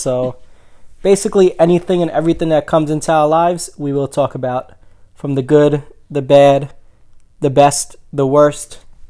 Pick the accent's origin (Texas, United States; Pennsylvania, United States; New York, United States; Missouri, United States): New York, United States; New York City; We are from Staten Island, New York.